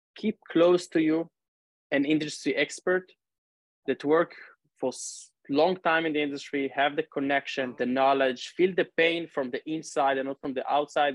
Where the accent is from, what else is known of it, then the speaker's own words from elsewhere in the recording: Northern District, Israel; now in Tel Aviv, Israel; I grew up and live in Israel, actually now in Tel Aviv. 30 years old, originally from the north of the country